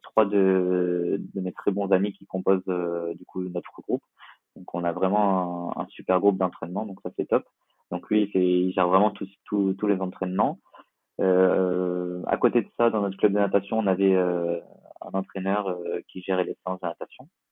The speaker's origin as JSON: {"language": "French", "town": "Nice", "region": "Provence-Alpes-Côte d'Azur", "country": "France", "said": "je suis niçois et, et, on est pas mal attaché à Nice euh, en tant que niçois"}